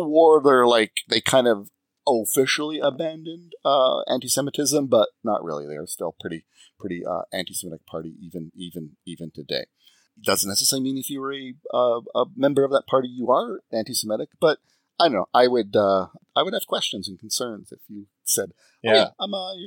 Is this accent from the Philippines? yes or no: no; Canada; I'm Canadian